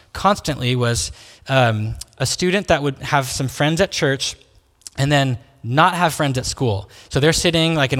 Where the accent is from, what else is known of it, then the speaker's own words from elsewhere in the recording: Salem, Oregon, United States; I grew up here in Salem, so I went to Sprague High School